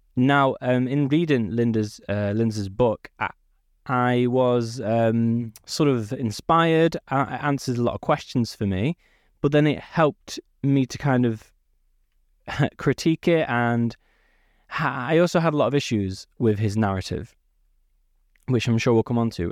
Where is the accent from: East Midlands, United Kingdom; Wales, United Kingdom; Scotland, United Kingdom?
East Midlands, United Kingdom; Peak District; also born or lived in Manchester; I was born not too far from Manchester. I grew up in the Peak District